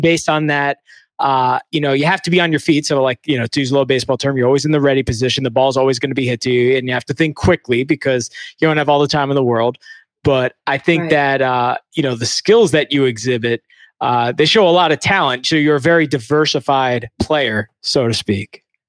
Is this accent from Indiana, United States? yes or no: no; New York City, New York, United States; I've only lived in New York